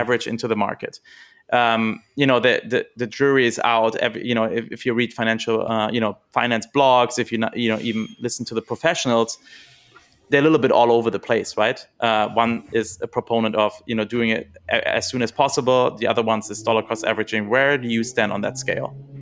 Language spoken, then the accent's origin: English; Germany; moved away; I'm from Germany originally